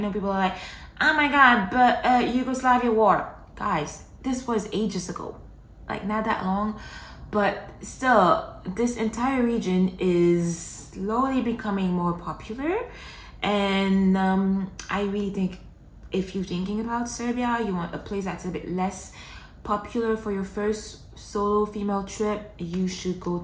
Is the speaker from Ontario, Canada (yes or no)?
no; Montreal, Quebec, Canada; now in United Arab Emirates; Montreal is home. That's my hometown. That's where I grew up.